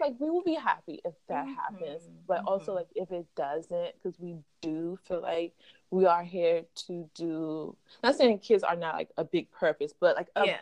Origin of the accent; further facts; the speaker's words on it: Maryland, United States; moved away as an adult; now in New York, United States; I'm from Maryland, but mm-hmm. I live in New York. I've been here for I think six years now